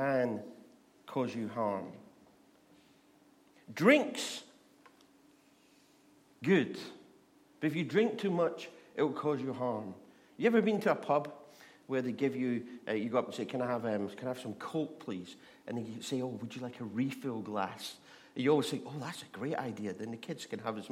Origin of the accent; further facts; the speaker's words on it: Scotland, United Kingdom; as a Scotsman